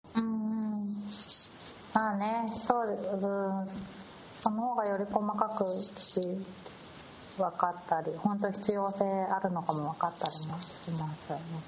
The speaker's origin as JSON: {"language": "Japanese", "country": "Japan", "tie": "born or raised there", "said": "私日本で生まれ育って"}